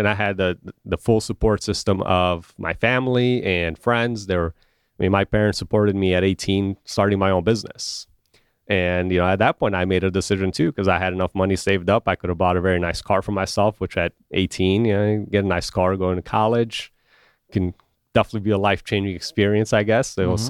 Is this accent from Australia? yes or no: no; Romania; also born or lived in Chicago; now in United States; I've only lived in two places essentially in my life, when I grew up in Romania and Chicago